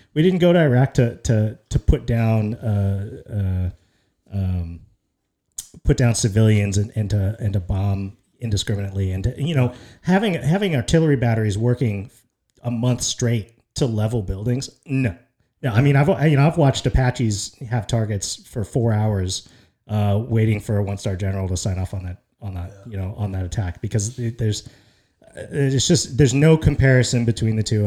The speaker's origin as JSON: {"language": "English", "country": "United States", "said": "as an American"}